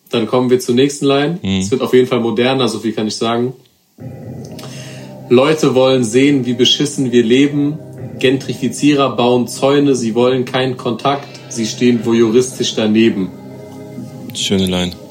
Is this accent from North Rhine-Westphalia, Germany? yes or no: no; Frankfurt, Hesse, Germany; Hand runter, wir sind Frankfurter.